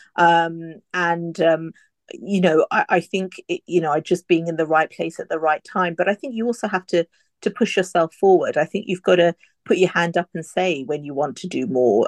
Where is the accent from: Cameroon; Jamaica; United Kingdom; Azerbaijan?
United Kingdom; an Indian woman, uh, you know, born and brought up here